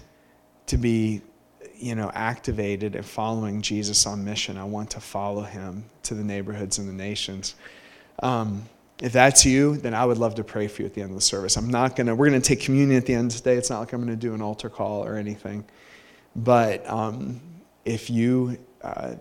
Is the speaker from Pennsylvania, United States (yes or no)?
yes; Aliquippa, Pennsylvania, United States; I grew up actually at the Gospel Tabernacle where I ended up pastoring